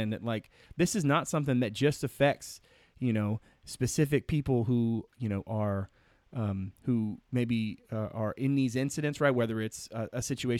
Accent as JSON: {"language": "English", "town": "Emporia", "region": "Virginia", "country": "United States", "tie": "born or raised there", "also_born_or_lived": "Louisa County, Virginia", "said": "I'm from Emporia. I grew up around, you know, my school was predominantly black"}